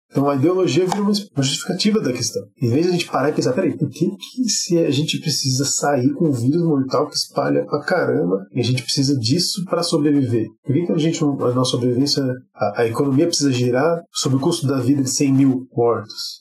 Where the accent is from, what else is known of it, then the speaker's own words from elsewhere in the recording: Sorocaba, São Paulo, Brazil; eu sou de Sorocaba